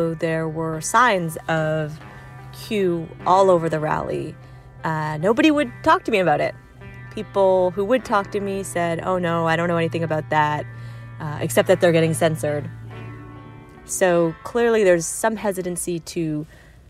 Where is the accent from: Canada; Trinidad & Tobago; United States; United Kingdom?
Canada; Toronto, Ontario; moved away; I was back in my hometown of Toronto